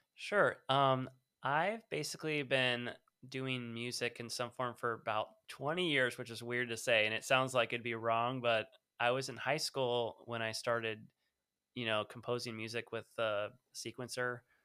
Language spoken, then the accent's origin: English; California, United States; I'm from California. I was